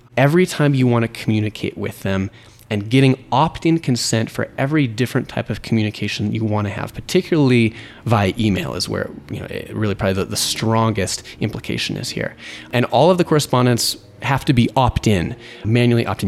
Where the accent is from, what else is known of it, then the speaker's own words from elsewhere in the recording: United States; the U S, my home country